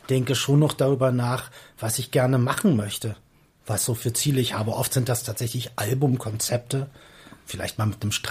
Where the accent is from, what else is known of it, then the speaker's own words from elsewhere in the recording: Berlin, Germany; accent: Berlin; Oh, bin Westberliner, ich komme aus Reinickendorf.